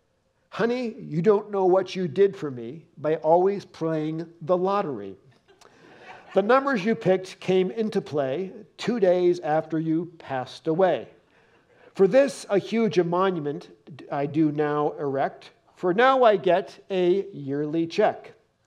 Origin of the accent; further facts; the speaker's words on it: New Jersey, United States; I'm not from this part of the country. I'm an East Coaster. I'm a Jersey boy. I grew up right outside of New York City. That's the way everybody talks out there. But I came to the Midwest. I tried to lose my accent.